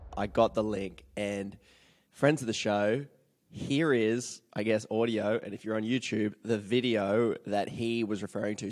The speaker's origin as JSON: {"language": "English", "country": "Australia", "said": "as an Australian"}